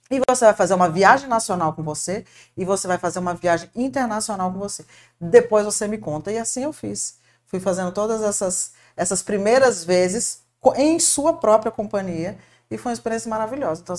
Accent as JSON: {"language": "Portuguese", "region": "Paraná", "country": "Brazil", "tie": "born there", "said": "Eu nasci no Paraná, sou filha de Marina e de Edson."}